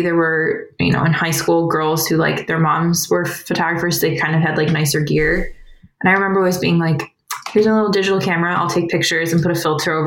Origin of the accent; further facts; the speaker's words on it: Cleveland, Ohio, United States; also born or lived in Kent, Ohio; now in Akron, United States; I grew up right outside of Cleveland, went to college at Kent where I met my husband, Dave. And then we now live in Akron